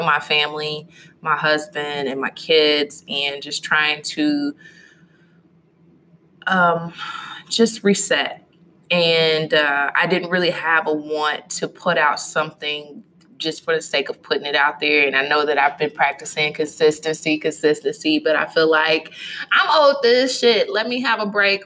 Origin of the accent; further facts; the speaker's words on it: Louisville, Kentucky, United States; my hometown is Louisville, Kentucky